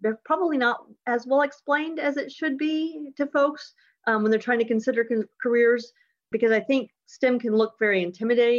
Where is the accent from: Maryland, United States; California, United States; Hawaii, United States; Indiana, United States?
Indiana, United States; West Lafayette; now in Houston, United States; our family's from Indiana. I was born in Indiana. I was born actually at Purdue